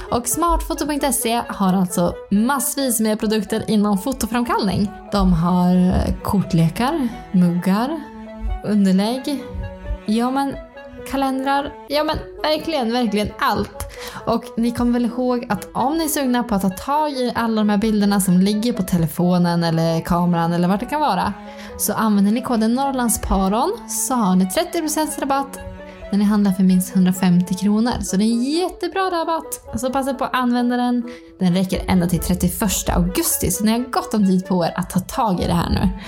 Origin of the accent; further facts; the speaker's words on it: Ånge, Västernorrland County, Sweden; now in near Östersund, Sweden; Jag är ju klicktöttare så jag är ju från Ånge egentligen.